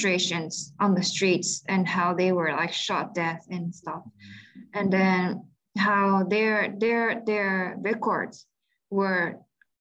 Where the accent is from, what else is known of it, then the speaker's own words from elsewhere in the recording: Japan; moved away as an adult; also born or lived in Myanmar / United States; I was born and raised in Japan, which is pretty much peaceful